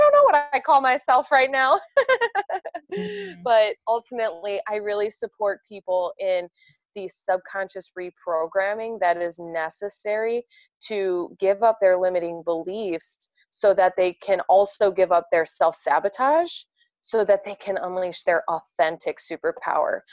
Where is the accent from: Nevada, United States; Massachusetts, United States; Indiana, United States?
Indiana, United States; right outside of Chicago; moved away; born and raised Indiana, uh, right outside of Chicago